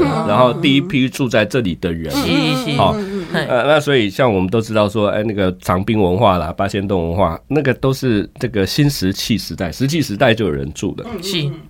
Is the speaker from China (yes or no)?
no; Yilan, Yilan County, Taiwan; 因为我是宜兰人啊，